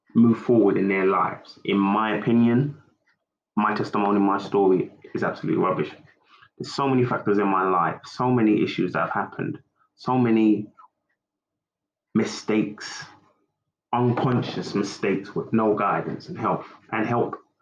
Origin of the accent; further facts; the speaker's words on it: United Kingdom; I'm a Nigerian, UK born man through my mother